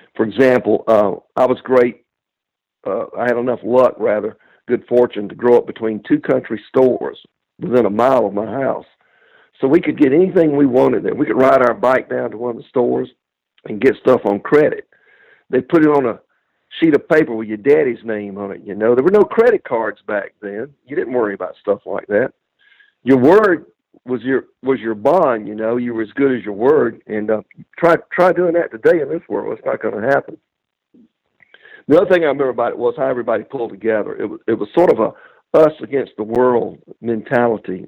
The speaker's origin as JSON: {"language": "English", "town": "Lincolnton", "region": "Georgia", "country": "United States", "tie": "born or raised there", "moved": "yes", "said": "my hometown back in Lincoln, Georgia."}